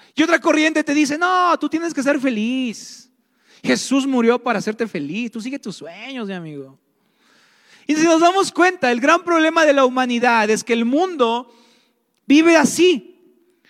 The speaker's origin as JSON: {"language": "Spanish", "country": "Mexico", "said": "somos cristianos y somos mexicanos"}